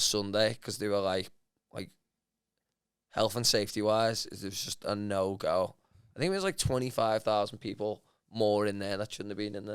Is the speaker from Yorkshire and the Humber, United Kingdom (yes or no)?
no; Liverpool, North West England, United Kingdom; I'm from Liverpool as well